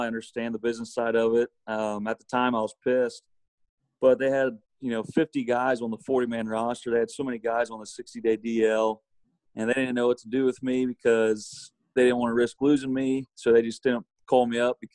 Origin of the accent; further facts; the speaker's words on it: Fort Loramie, Ohio, United States; my hometown of Fort Laramie